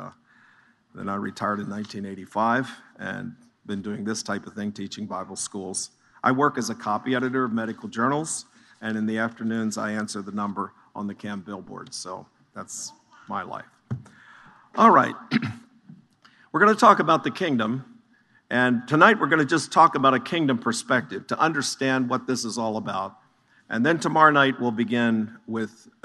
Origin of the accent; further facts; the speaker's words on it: Chambersburg, Pennsylvania, United States; I was born in the Chambersburg, Greencastle area.